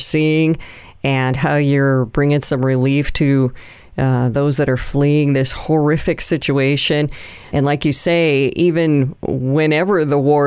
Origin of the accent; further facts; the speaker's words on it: United States; we're from the United States